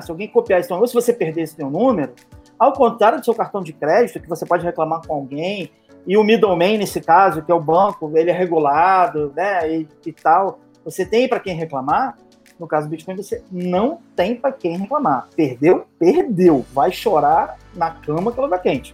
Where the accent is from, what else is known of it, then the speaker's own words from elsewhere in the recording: Baixada Fluminense, Rio de Janeiro, Brazil; eu sou carioca, eu sou carioca da Baixada Fluminense